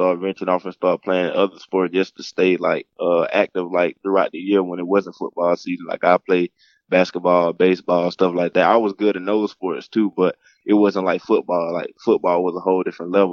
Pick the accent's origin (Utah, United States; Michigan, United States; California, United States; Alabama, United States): Alabama, United States; Mobile; I grew up in Mobile, Alabama